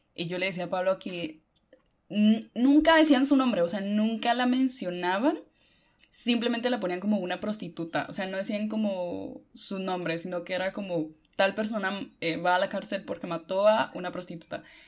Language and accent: Spanish; Honduras; now in Guatemala; yo vivo en Guate, pero soy de Honduras